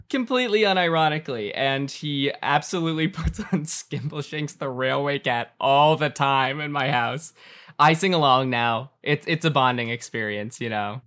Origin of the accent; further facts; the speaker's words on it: Calabasas, California, United States; I was born and raised in Calabasas, California